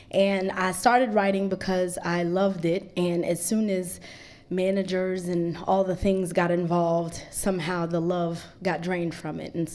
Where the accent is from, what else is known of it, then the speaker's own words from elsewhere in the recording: Greensboro, North Carolina, United States; also born or lived in Eswatini; I was born in Swaziland, uh, which is also known as the Kingdom of Eswatini. This is the only remaining absolute monarchy on the African continent. And when I was four years old, my parents decided that they wanted to move us to Greensboro, North Carolina